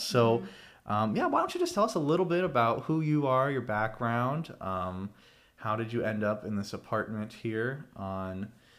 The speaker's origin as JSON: {"language": "English", "region": "Florida", "country": "United States", "said": "We are from Florida, so sunny Florida."}